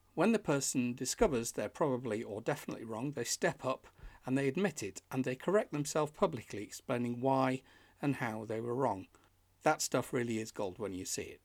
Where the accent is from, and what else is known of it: Yorkshire and the Humber, United Kingdom; born or raised there; now in York, United Kingdom